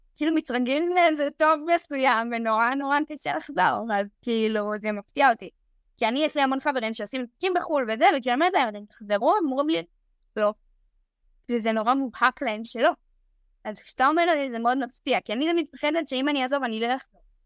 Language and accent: Hebrew; Nof HaGalil, Northern District, Israel; moved away as an adult; now in Tel Aviv, Israel; אני באה מנצרת עילית